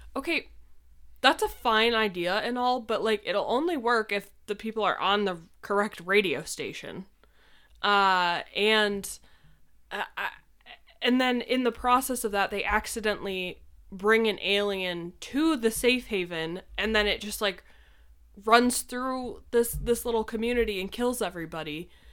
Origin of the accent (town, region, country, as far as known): New York, United States; moved away